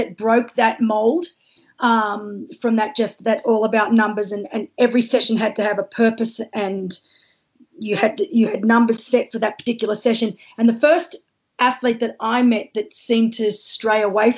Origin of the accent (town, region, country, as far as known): Australia